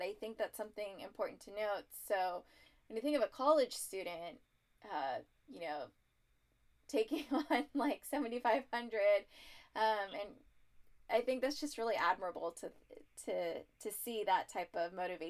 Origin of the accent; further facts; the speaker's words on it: Collin County, Texas, United States; I grew up in the Collin County area